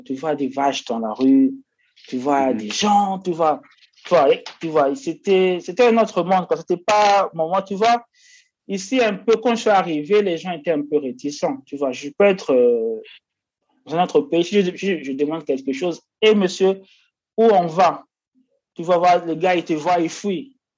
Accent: Kinshasa, DR Congo; moved away as an adult; now in India; je viens de la RDC, la République démocratique du Congo, précisément de Kinshasa

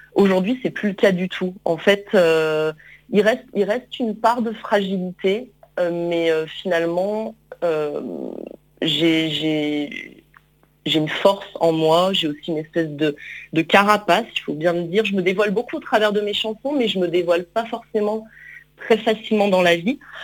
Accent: Lyon, Auvergne-Rhône-Alpes, France; je suis lyonnaise euh, d'origine

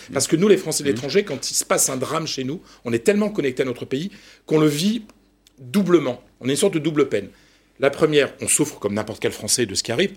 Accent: Ch'ti, Hauts-de-France, France; moi je suis ch'ti, je parle le picard

